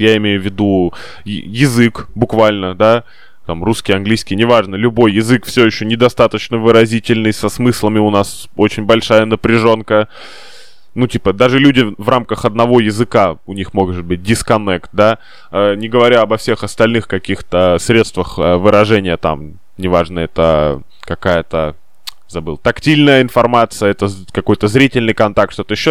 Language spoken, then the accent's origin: Russian; Saint Petersburg, Russia; мы с тобой петербуржцы